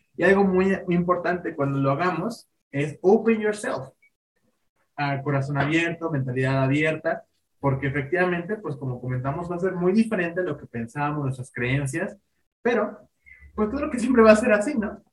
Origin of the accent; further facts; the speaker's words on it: Mexico; nosotros como mexicanos